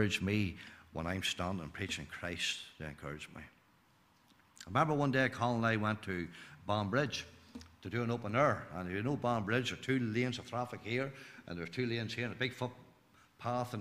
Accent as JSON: {"language": "English", "town": "Glenanne", "region": "Northern Ireland", "country": "United Kingdom", "said": "I'm from Glen Ann, not far from Newtown Hamilton"}